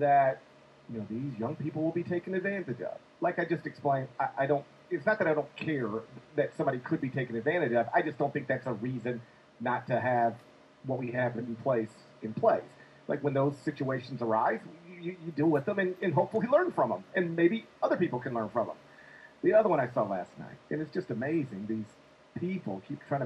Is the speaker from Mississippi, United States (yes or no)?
yes; Mississippi, United States; I'm from Mississippi, the first college graduate in my family.